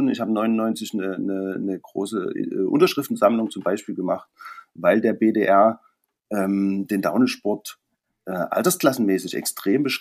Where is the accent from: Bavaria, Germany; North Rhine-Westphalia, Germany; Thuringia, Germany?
Thuringia, Germany; Gera; Also ich komme eigentlich aus Thüringen, aus Gera.